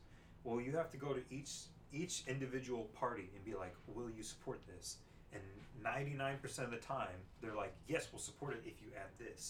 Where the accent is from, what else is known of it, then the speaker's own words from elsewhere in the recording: California, United States; Found out I was from California.